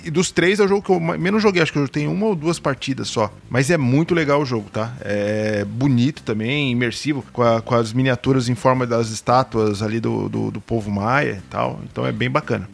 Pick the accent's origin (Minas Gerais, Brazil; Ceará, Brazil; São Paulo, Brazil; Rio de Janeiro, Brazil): São Paulo, Brazil; Santo André; ABC, Minha Terra